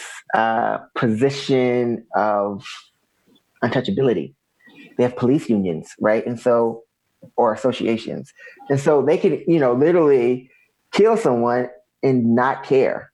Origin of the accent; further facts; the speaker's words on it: the South, United States; growing up in the South